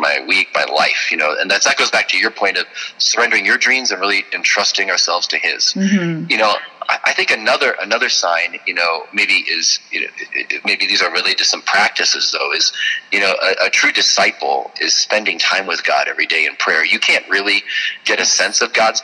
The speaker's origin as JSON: {"language": "English", "town": "Chicago", "region": "Illinois", "country": "United States", "said": "I'm from the Chicago area"}